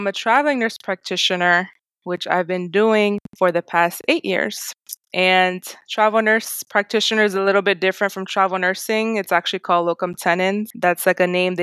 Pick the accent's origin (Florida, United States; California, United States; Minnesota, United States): Florida, United States; Miami; I'm actually from Miami, Florida. I'm second generation Haitian American